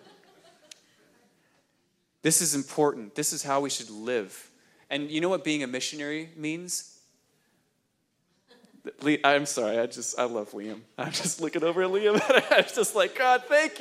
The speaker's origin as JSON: {"language": "English", "region": "New Hampshire", "country": "United States", "tie": "born or raised there", "moved": "yes", "said": "I grew up in New Hampshire"}